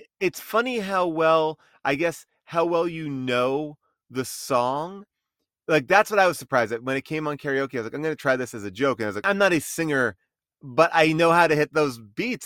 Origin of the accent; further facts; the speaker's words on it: East Coast, United States; moved away; I grew up on the East Coast.